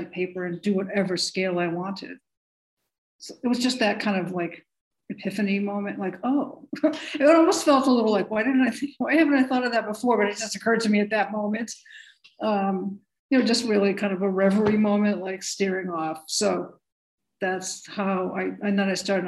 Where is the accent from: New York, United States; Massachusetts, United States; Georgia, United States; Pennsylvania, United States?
Massachusetts, United States; I grew up in Massachusetts